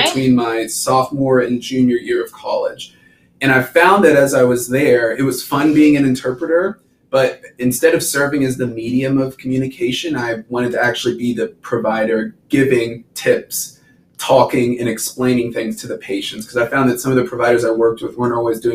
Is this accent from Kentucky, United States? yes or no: yes; Nicholasville, Kentucky, United States; moved away as an adult; now in Nashville, United States; Very proud Kentuckian. So I'm from Nicholasville, Kentucky.